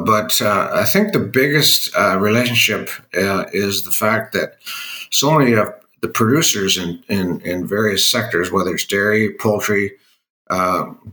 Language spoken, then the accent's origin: English; Canada; I'm born Canadian.